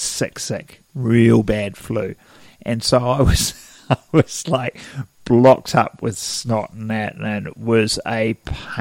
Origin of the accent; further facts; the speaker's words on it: Wellington, New Zealand; I grew up in Wellington on the top of a big, big bloody hill